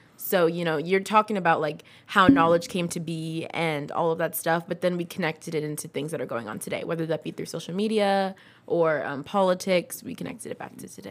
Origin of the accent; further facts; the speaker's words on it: Livermore, California, United States; also born or lived in San Diego / New York / Fremont; I was in Livermore starting from second or third grade